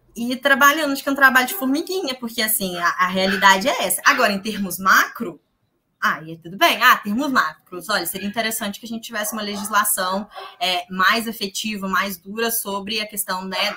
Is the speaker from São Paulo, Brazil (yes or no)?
no; Minas Gerais, Brazil; Eu sou de Minas